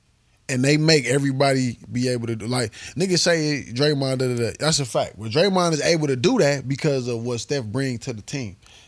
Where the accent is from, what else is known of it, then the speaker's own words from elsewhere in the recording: Milwaukee, Wisconsin, United States; I'm from Milwaukee.